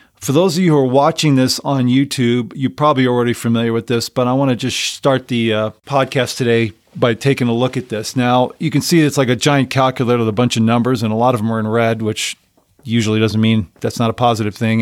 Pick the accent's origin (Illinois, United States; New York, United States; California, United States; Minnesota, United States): California, United States; Los Angeles; moved away as an adult; I grew up in Southern California and so San Fernando Valley